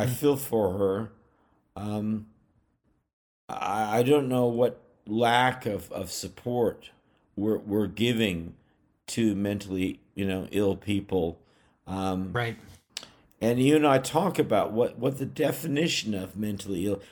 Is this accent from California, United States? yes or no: yes; Bay Area, California, United States; moved away; also born or lived in New England; I'm from the Bay Area of California